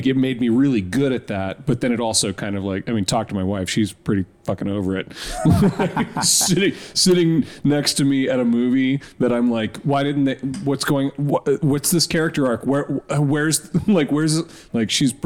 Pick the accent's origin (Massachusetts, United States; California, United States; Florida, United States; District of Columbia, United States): Florida, United States; Tampa; moved away; I grew up in Tampa